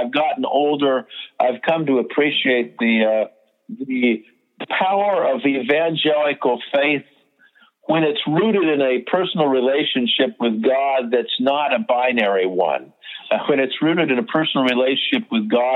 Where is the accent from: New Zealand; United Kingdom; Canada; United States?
United States; the Bay Area, California; I grew up in the Bay Area during the Summer of Love